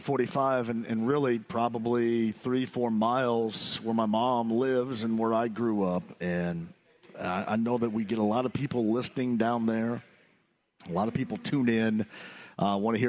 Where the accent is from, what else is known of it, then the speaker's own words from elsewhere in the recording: Owensburg, Indiana, United States; now in Indianapolis, United States; where I grew up in Eastern Greene County, in and around Owensburg